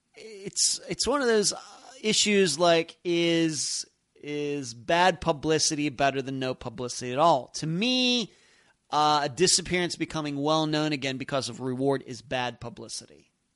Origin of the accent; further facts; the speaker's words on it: United States; here in the United States, we Americans